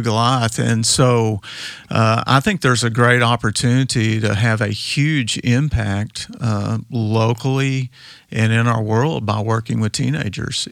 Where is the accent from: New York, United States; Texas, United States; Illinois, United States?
Texas, United States; West; I grew up out in West Texas